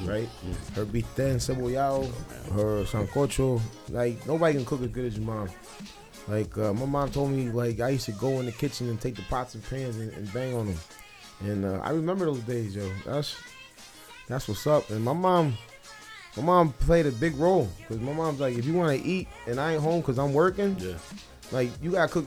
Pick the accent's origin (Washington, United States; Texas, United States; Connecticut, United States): Connecticut, United States; New Haven; I grew up in Fairhaven in the 80s.